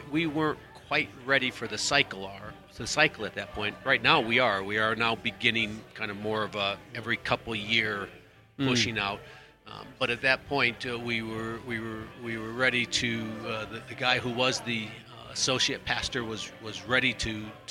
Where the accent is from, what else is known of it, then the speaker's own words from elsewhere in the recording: Minnesota, United States; also born or lived in Poland; now in Leavenworth, United States; I grew up in Minnesota, my wife in Iowa, so Midwesterners